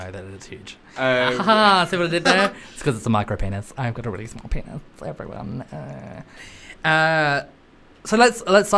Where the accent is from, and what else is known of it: Australia